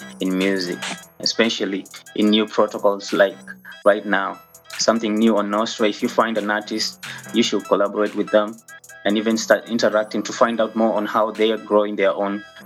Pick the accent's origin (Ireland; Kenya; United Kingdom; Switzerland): Kenya; also born or lived in Ruiru, Kenya; I'm a Kenyan national. I live in Ruiru, Kenya